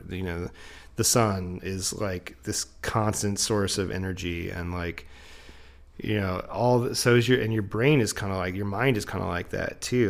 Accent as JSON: {"language": "English", "region": "Florida", "country": "United States", "tie": "born or raised there", "moved": "yes", "lives_now": "Asheville, United States", "said": "as somebody who grew up in Florida"}